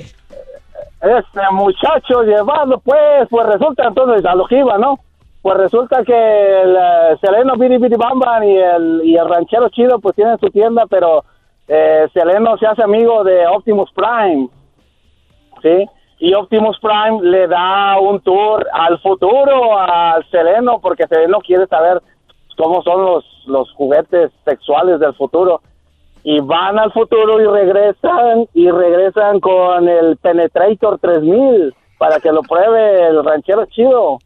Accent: San Luis Potosí, Mexico; Yo soy, de San Luis Potosí, es mi barrio. San Miguelito

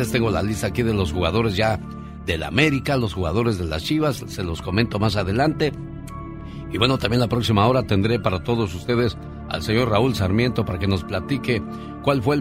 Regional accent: Zacapu, Michoacán, Mexico

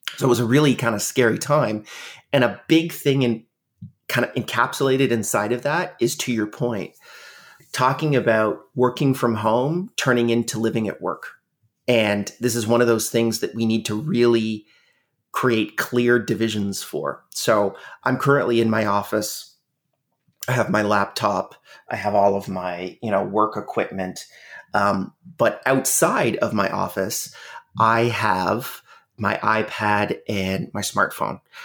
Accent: Canada; Canada, which is where I'm from. I'm Canadian

